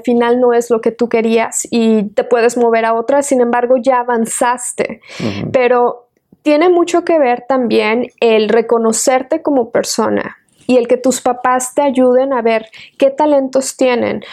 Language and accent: Spanish; Querétaro, Mexico; now in Austin, United States; soy nacida en la ciudad de Querétaro. Este, mis abuelitos vivían en un pueblito hermoso donde yo también vivía y con ellos.